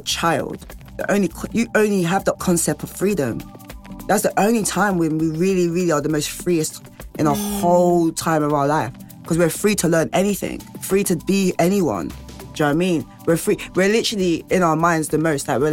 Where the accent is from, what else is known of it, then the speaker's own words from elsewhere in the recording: London, United Kingdom; We're all from all ends, like, we're from North London, South London, East London, West London